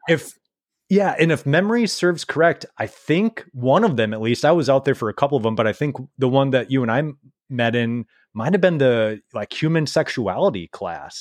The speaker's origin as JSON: {"language": "English", "region": "Minnesota", "country": "United States", "said": "we're both Minnesotans"}